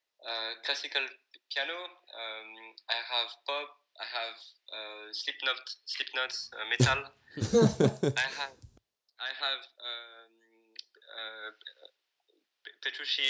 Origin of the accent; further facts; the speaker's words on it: France; now in Berlin, Germany; I'm French